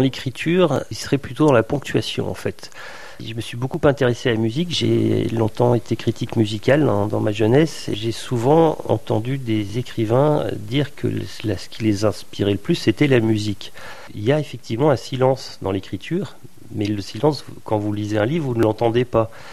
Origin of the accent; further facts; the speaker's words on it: Vosges, Grand Est, France; now in Brittany, France; je suis né dans les Vosges